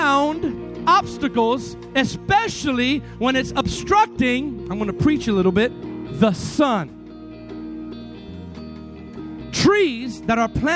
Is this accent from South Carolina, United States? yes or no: no; Miami, Florida, United States; my hometown, Miami